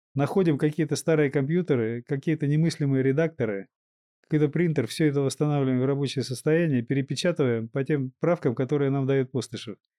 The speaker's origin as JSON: {"language": "Russian", "country": "Kazakhstan", "tie": "born or raised there", "said": "немного казахской крови, я родился в Казахстане."}